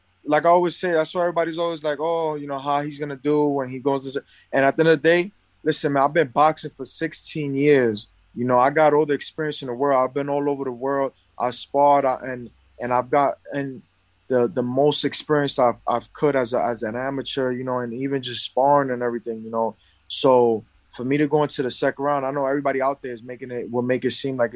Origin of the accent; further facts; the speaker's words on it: New York, United States; I come from New York, I come from poverty